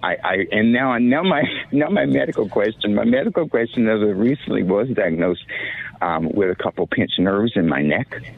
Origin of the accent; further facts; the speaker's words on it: Wilmington, North Carolina, United States; I grew up in Wilmington, North Carolina.